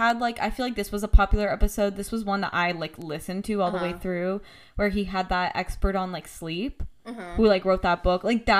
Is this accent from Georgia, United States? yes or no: no; Scranton area, Pennsylvania, United States; I'm not from Scranton or anything, but it's, like, the general area.